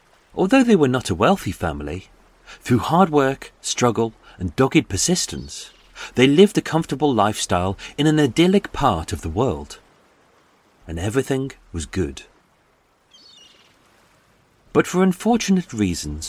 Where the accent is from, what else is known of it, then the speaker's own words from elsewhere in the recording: Birmingham, West Midlands, United Kingdom; now in London, United Kingdom; I'm a Brummie